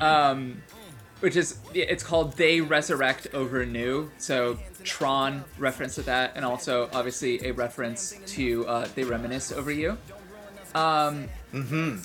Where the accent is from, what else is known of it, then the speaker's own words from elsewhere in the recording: Chicago, Illinois, United States; I grew up in Chicago